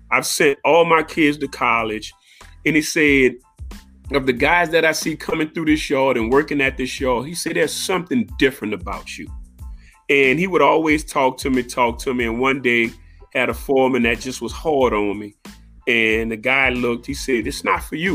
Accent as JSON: {"language": "English", "town": "New Orleans", "region": "Louisiana", "country": "United States", "tie": "born or raised there", "said": "Born and raised in New Orleans, a Seventh Ward guy."}